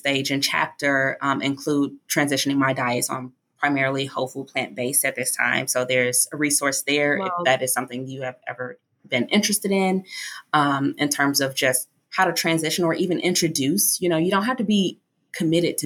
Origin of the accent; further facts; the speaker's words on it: Chicago, Illinois, United States; also born or lived in Hawaii; now in Baltimore, United States; I'm actually from Chicago originally